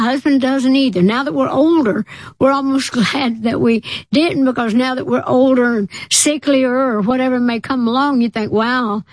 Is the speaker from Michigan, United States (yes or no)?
no; Tennessee, United States; I'm from Tennessee